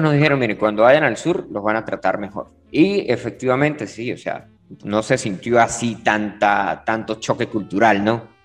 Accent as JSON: {"language": "Spanish", "country": "Venezuela", "said": "de Venezuela, nosotros vivimos cerca de la frontera"}